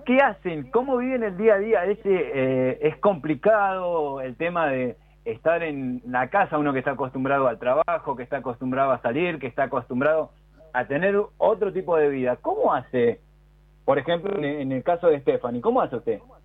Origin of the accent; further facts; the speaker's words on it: Argentina; aparte de ser argentinos